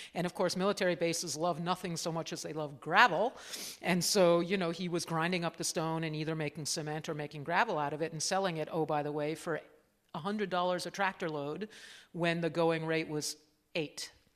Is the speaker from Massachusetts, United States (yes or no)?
yes; Cambridge, Massachusetts, United States; also born or lived in Washington, D.C.; I was born there, but we were, I grew up in Cambridge, Massachusetts, in a, in a university town